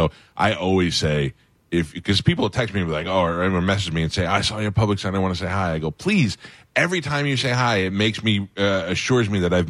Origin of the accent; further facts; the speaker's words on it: New York, United States; I'm from New York.